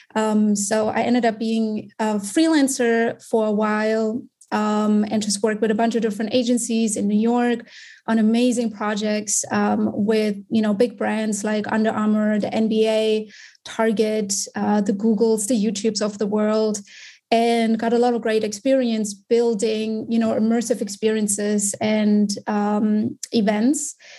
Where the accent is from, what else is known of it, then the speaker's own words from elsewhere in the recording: Germany; moved away as an adult; also born or lived in Munich; now in United States; I'm born and raised in Germany.